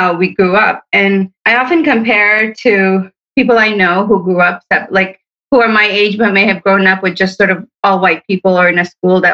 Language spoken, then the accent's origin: English; Hamtramck, Michigan, United States; born or raised there; also born or lived in Sterling Heights, Michigan